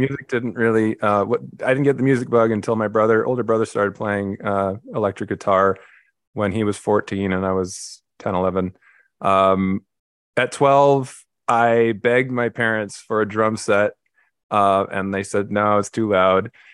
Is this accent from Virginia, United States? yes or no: no; Los Angeles, California, United States; I grew up in L A, Los Angeles, California, uh, pretty much right in the middle of the city in a little neighborhood called Carthay Circle